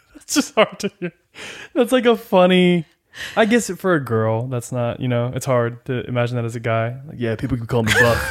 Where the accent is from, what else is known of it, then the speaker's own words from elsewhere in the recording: Northern California, United States; also born or lived in Rancho Cucamonga / Utah; Grew up in Northern California, played football, lived in Utah, had a goat